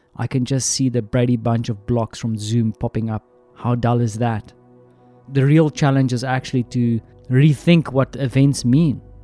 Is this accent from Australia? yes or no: no; South Africa; moved away; my home country, South Africa